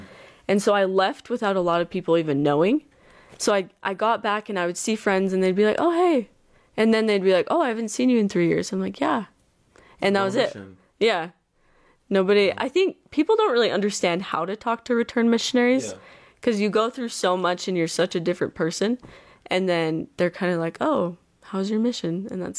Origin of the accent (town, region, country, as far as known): Bluffdale, Utah, United States